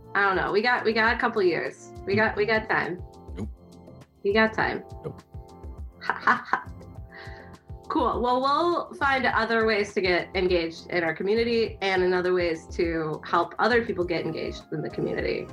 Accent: Kansas City, United States; moved away; also born or lived in Chicago; I'm from Kansas City

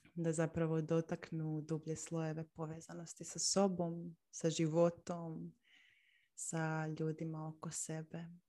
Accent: Split, Split-Dalmatia County, Croatia; now in Zagreb, Croatia; Inače sam odrasla u Splitu, sad živim u Zagrebu.

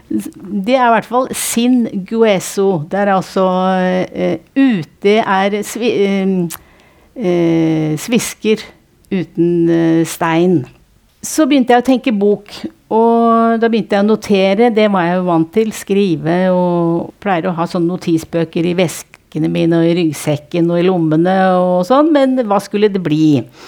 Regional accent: Nittedal, Akershus, Norway; Jeg er fra Nittedal

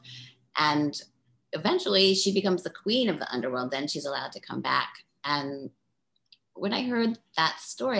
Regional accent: Baltimore, Maryland, United States; moved away as an adult; also born or lived in East Village, New York / Providence, Rhode Island; I lived in the East Village in the 80s and I'm from Baltimore and I went to Brown

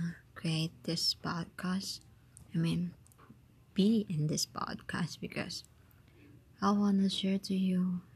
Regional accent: Philippines; I came from Philippines, yeah. I'm a Filipino, a Filipina rather, because I'm a woman, that's it. And I'm in my 12th grade, upcoming college

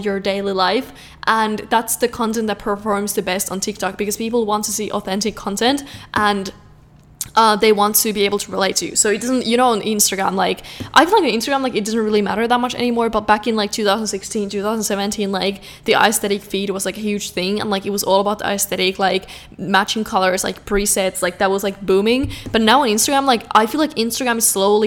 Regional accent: Finland; I'm from Finland

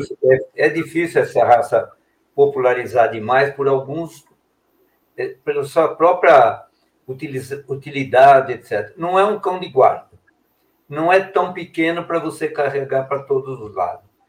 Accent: São Paulo, Brazil; moved away as an adult; also born or lived in Belo Horizonte; somos de São Paulo, mas eu fiquei muitos anos em Belo Horizonte

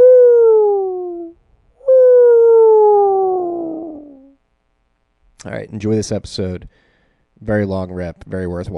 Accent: Philadelphia, Pennsylvania, United States; now in New Jersey, United States; I am in Jersey right now, but I'm from Philadelphia.

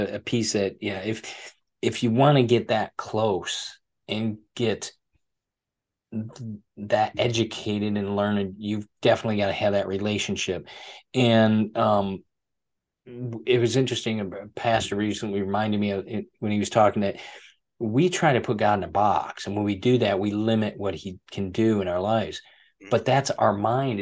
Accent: Michigan, United States; accent: American; moved away as an adult; now in Florida, United States; I'm originally from Michigan

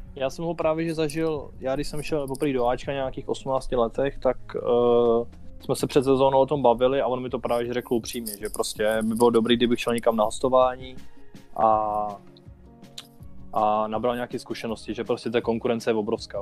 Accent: Bohemia, Czechia; z Čech tam nebylo, tam jsme byli jsem dva

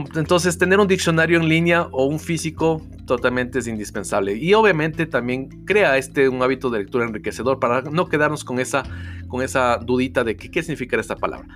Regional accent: Ecuador; acá en mi país, en Ecuador, no tenemos ese hábito de lectura

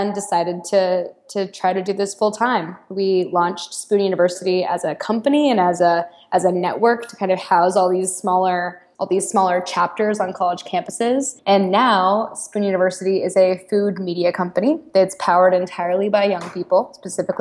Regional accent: Austin, Texas, United States; moved away as an adult; also born or lived in Chicago; I am originally from Austin, Texas, which is a wonderful town, and I'm so proud to be from there.

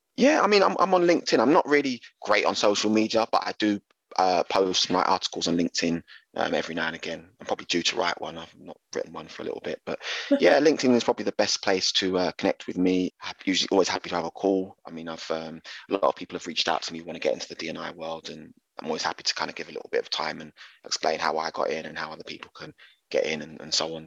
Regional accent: London, United Kingdom; growing up in East London

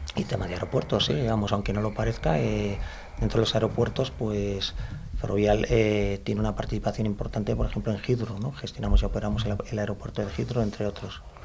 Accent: Madrid, Community of Madrid, Spain; soy madrileño de nacimiento, o sea que soy, aunque tengo mis orígenes en Andalucía, por los cuatro costados, pero soy madrileño, madrileño

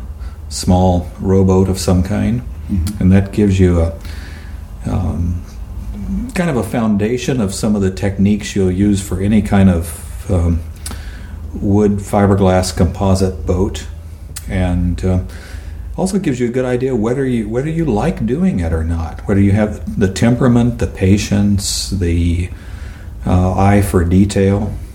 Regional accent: El Paso, Texas, United States; moved away as an adult; also born or lived in Tucson, Arizona / Seattle area, Washington; now in Whidbey Island, United States; El Paso, Texas

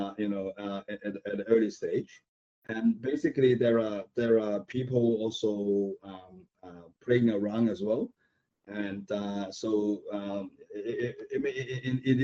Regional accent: Hong Kong; moved away; I came from Hong Kong

